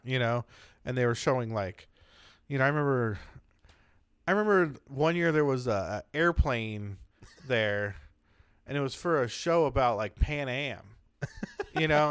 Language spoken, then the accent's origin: English; San Diego, California, United States; I grew up in San Diego